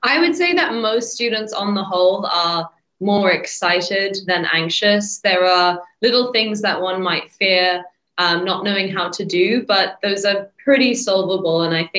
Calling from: England, United Kingdom; I'm joining you from England, so I'm actually a little bit cold

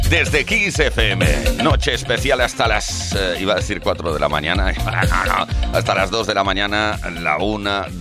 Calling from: Seville, Andalusia, Spain; de Sevilla Capital y aquí estoy como siempre.

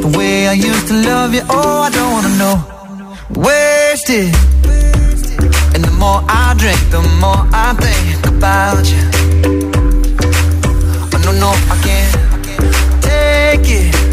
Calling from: Madrid, Community of Madrid, Spain; Hola, buenas tardes … de Madrid y mi voto va para

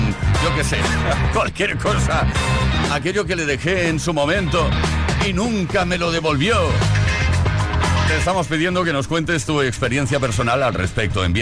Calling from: Barcelona, Catalonia, Spain; de Barcelona y yo voy a reivindicar a los que estamos al otro lado

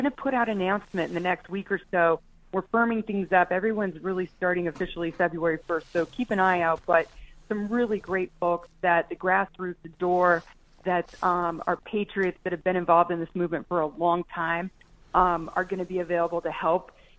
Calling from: Colorado, United States; I'm in Douglas County at my house with lots of kiddos running around here because it's a holiday weekend.

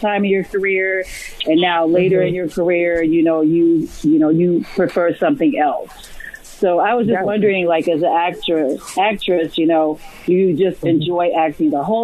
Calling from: Louisville, Kentucky, United States; I'm calling from Louisville, Kentucky.

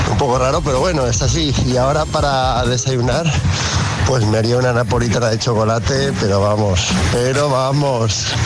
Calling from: Valencia, Valencian Community, Spain; Hola, buenos días, agitadores. … desde Valencia, yendo al curro.

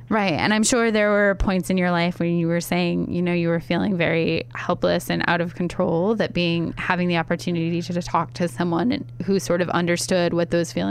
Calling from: Shelby, Ohio, United States; I am calling from Shelby, Ohio. Uh, I grew up in Ohio.

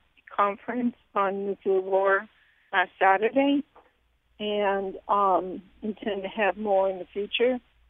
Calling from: Hartford, Connecticut, United States; Thank you for having me. I am calling from Hartford.

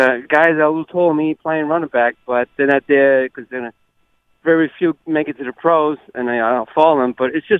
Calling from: New Jersey, United States; I'm closer to Princeton.

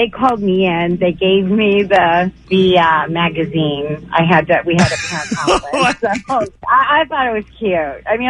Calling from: San Bernardino, California, United States; It's San Bernardino.

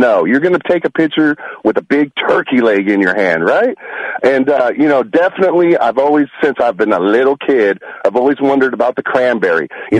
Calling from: Fremont, United States; Hey, this is … from Fremont.

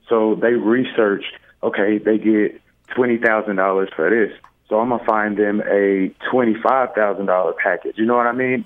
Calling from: Atlanta, Georgia, United States; I'm calling from Atlanta

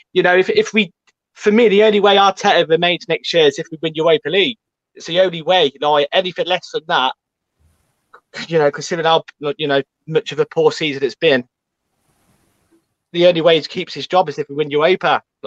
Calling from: Coventry, West Midlands, United Kingdom; So the West Midlands.

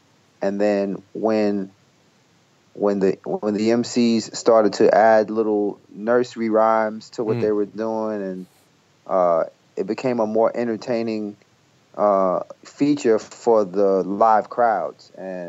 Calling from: New Jersey, United States; also born or lived in Brooklyn; I'm in New Jersey. I live in Jersey now. I moved from Brooklyn in 2006.

